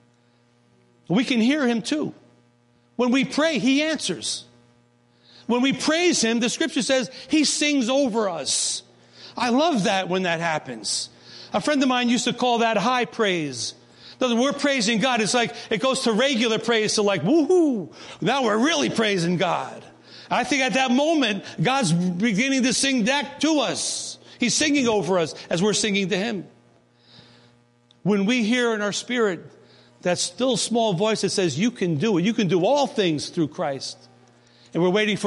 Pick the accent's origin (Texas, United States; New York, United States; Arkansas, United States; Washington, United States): New York, United States; moved away as an adult; also born or lived in North Carolina; we're from New York